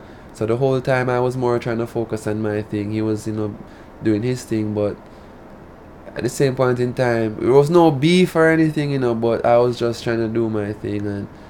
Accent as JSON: {"language": "English", "country": "Jamaica", "accent": "Jamaican", "said": "I do DJ in my patois, which is clear with my my Jamaican accent is clear in my music"}